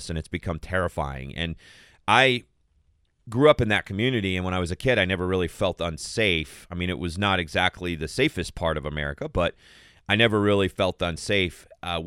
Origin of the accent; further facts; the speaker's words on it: Tohono O'odham Nation, Arizona, United States; moved away; I grew up 20 miles from the border, and I grew up right on the Donald Otham Nation